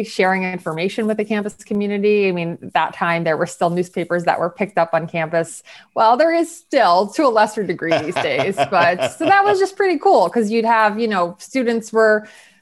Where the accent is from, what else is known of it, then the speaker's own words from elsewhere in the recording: State College, Pennsylvania, United States; now in New York, United States; I'm from Pennsylvania originally, State College